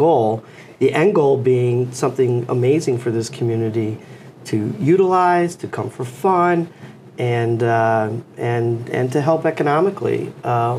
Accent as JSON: {"language": "English", "town": "Newington", "region": "Connecticut", "country": "United States", "tie": "born or raised there", "said": "I'm from Newington, Connecticut, and love this area. I've lived here my whole life."}